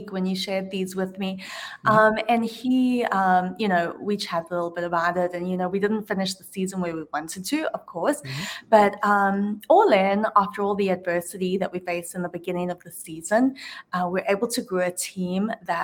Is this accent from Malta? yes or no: no; Johannesburg, Gauteng, South Africa; now in Atlanta, United States; born and raised in Johannesburg, South Africa, a small town.